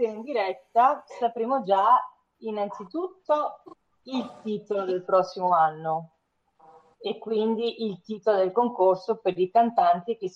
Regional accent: Venice, Veneto, Italy; vanno ricordiamo che sono veneziana

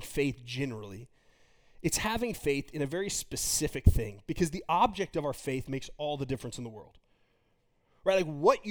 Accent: Texas, United States; me being from Texas

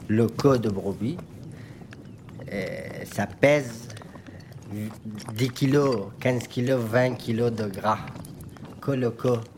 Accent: Afghanistan; French is a second language; now in France; moi, j'ai grandi en Afghanistan.

